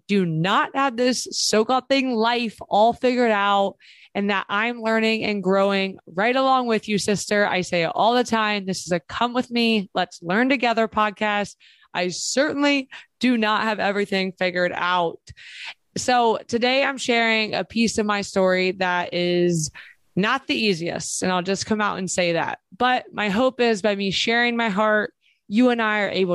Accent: Springfield, Ohio, United States; I grew up in Springfield, Ohio

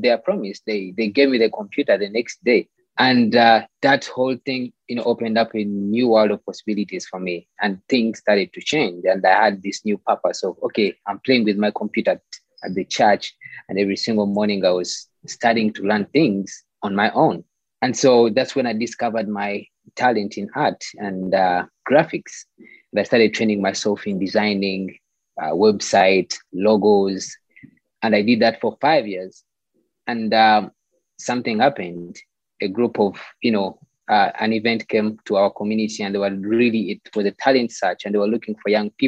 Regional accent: Kampala, Central Region, Uganda; born and raised in Kampala, Uganda.

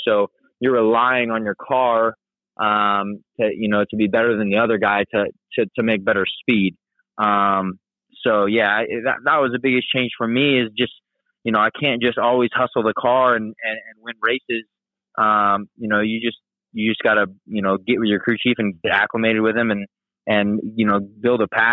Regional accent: California, United States; growing up in California

